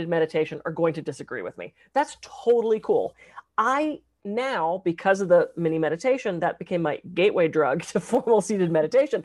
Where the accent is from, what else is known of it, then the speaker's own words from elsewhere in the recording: East Coast, United States; now in Santa Barbara, United States; Being that I'm from the East Coast, now I'm in Santa Barbara